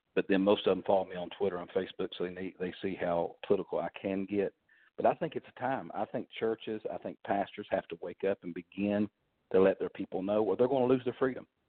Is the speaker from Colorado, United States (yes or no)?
no; Kentucky, United States; moved away; I'm from originally from Kentucky. My family were coal miners.